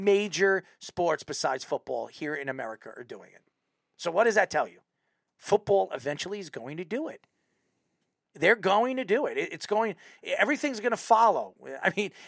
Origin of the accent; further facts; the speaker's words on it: Patchogue, New York, United States; I'm from Patchogue.